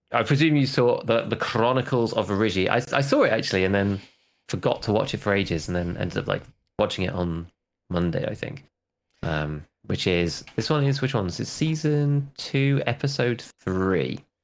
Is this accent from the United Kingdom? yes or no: yes; United Kingdom; As a British person